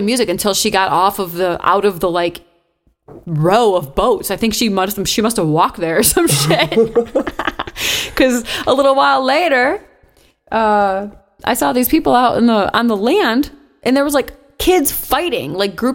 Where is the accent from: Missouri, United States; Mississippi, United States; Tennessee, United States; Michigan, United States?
Michigan, United States; Detroit; also born or lived in Dearborn, Michigan / Clarkston, Michigan; I live on the kind of near the east side, grew up on the east side, other than when I moved from Clarkson.